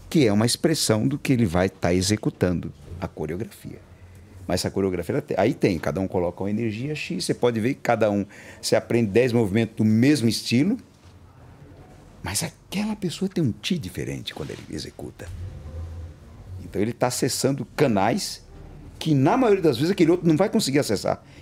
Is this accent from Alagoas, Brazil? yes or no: yes; Alagoas, Brazil; Eu sou de Alagoas. É, eu é, saí com quatro anos.